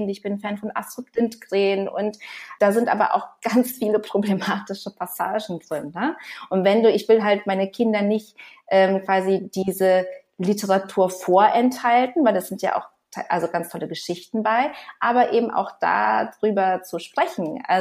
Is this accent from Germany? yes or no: no; Canada; also born or lived in Brazil; Ich bin teilweise in Kanada aufgewachsen